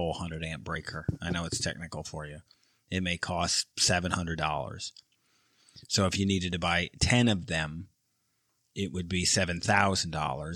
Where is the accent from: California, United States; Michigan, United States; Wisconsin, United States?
Michigan, United States; I'm from Michigan.